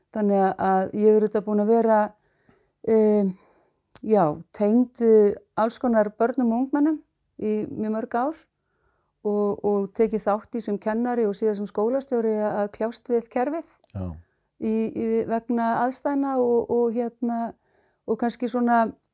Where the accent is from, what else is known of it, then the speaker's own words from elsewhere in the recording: Reykhólar, Westfjords, Iceland; moved away; ég kem úr sveit, ég er uppalinn í sveit, bara sveitastúlka úr, frá hérna, Reykjólum, aln upp þar